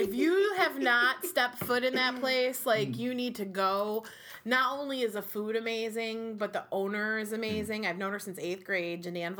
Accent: Utica, New York, United States; born or raised there

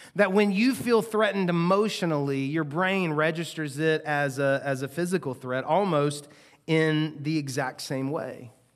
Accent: United States; we as American Christians

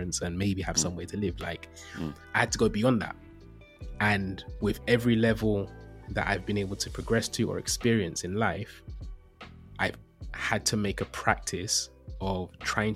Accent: London, United Kingdom; I grew up in East London

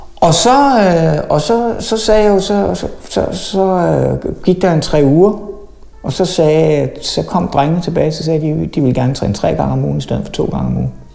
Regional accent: Lyngby, Capital Region of Denmark, Denmark; also born or lived in Tunisia / Aalborg; boede jeg på Djævløen, indtil jeg var 30

